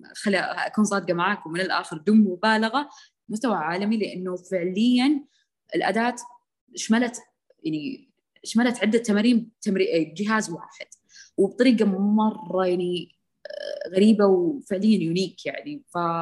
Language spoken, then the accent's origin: Arabic; Saudi Arabia; عندنا بالسعوديه